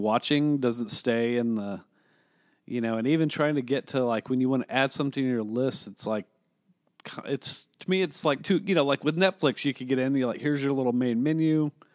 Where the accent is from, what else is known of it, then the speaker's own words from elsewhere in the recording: Kansas City, Kansas, United States; We're from the fucking K C M O area, dude. We're on the Kansas side